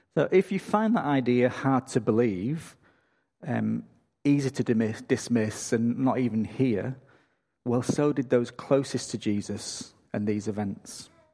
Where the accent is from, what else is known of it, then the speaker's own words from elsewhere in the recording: England, United Kingdom; moved away as an adult; now in Australia; I'm from England